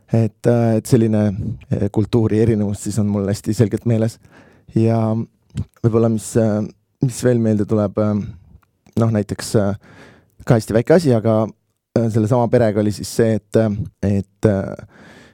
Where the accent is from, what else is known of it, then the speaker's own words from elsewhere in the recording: Estonia; ma olen Eestist